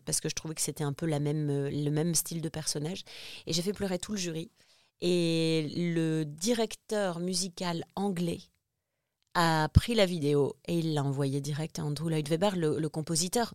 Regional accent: Lille, Hauts-de-France, France; also born or lived in Réunion; now in Paris, France; je suis de Lille à la base, Lille

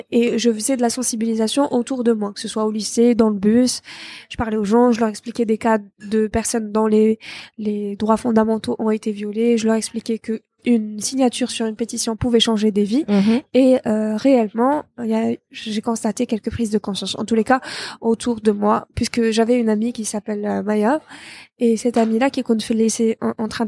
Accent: Algiers, Algiers Province, Algeria; also born or lived in Bou Saâda; Moi, j'ai grandi ici à Alger.

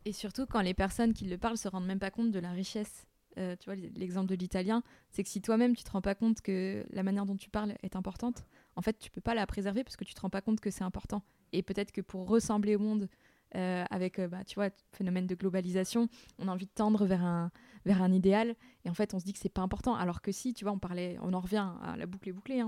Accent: Burgundy, Bourgogne-Franche-Comté, France; accent: Morvandiau patois; now in Réunion; je parlais pas mon bourguignon, euh, que le morvandieux c'était peut-être le, patois

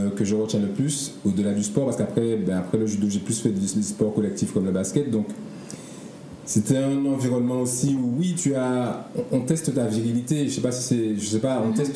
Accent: Martinique; moved away as an adult; also born or lived in Paris; now in Guadeloupe; j'ai grandi donc en Martinique avec mon père et ma mère.

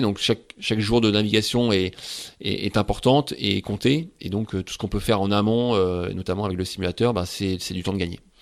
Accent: Saint-Pol-de-Léon, Brittany, France; j'ai grandi à Saint-Paul-de-Léon

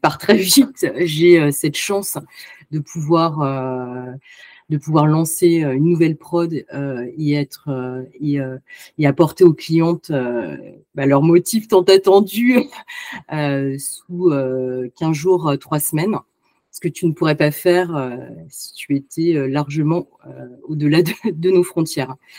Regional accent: France; je suis née en France

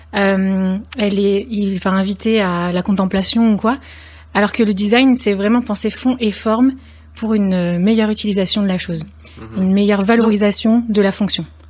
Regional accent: Lyon, Auvergne-Rhône-Alpes, France; je suis lyonnaise

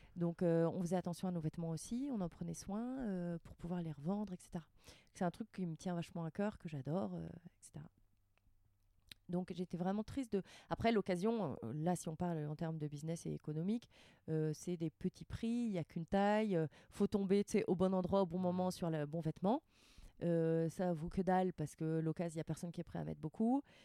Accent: Rouen, Normandy, France; moved away as an adult; also born or lived in Paris; now in Annecy, France; j'ai grandi en Normandie, mais mes parents sont bretons.

